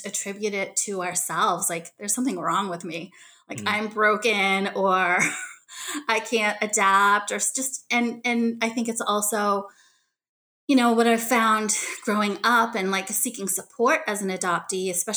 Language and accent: English; Boston, Massachusetts, United States; also born or lived in Daegu, South Korea; They drove out from Boston, which was where they were living in the Boston suburban area and where I grew up.